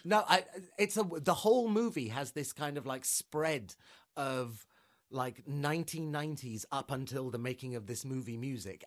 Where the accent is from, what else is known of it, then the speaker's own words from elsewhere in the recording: London, United Kingdom; I'm from London.